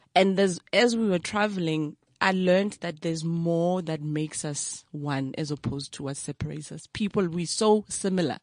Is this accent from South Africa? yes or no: yes; Brakpan, Gauteng, South Africa; also born or lived in KwaThema / Springs; grew up from Tsakane